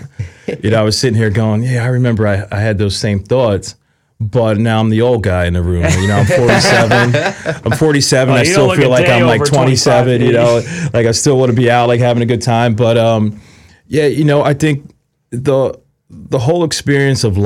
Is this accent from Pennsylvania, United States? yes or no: yes; Philadelphia, Pennsylvania, United States; moved away; where I grew up in Philly